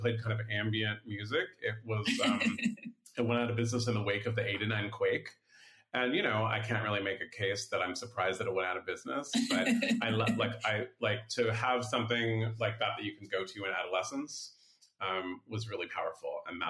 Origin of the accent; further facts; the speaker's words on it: San Francisco, California, United States; growing up here when I was a kid, I grew up near West Portal. And then when I was in my early 20s, I lived in the Mission and near Buena Vista Park.